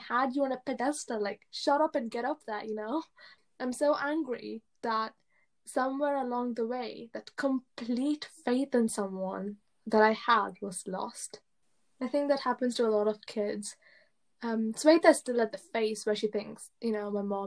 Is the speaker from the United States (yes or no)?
no; England, United Kingdom; English is a second language; I moved to England when I was in year one, and I didn't speak English that well